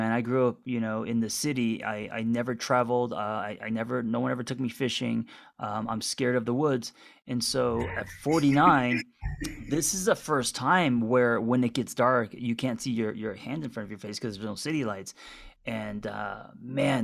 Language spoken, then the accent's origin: English; Los Angeles, California, United States; moved away; growing up in Los Angeles